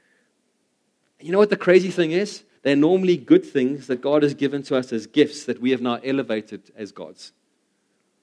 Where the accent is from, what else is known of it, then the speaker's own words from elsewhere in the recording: South Africa; as South African, especially South African males